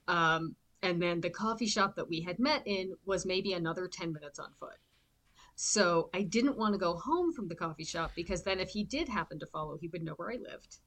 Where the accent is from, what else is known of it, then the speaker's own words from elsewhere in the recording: outside Toronto, southern Ontario, Canada; now in Vancouver, Canada; I currently live in Vancouver, BC, but I grew up in Ontario, in southern Ontario, outside Toronto